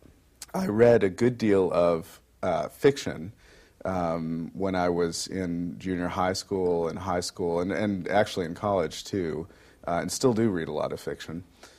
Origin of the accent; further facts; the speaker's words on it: Utica, New York, United States; Well, I attended in my hometown of Utica, New York, John F. Hughes School, and then Utica Free Academy.